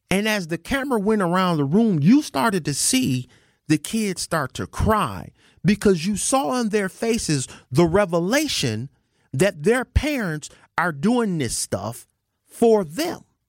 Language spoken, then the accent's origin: English; United States; I'm an American.